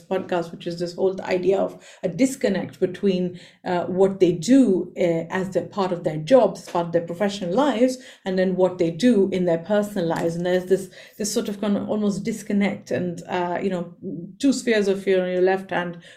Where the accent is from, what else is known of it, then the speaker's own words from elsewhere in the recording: India; I come from India